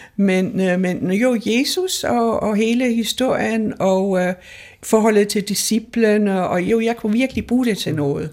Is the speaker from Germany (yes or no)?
yes; Hamburg, Germany; moved away; jeg er født i Hamburg jo, ja. under krigen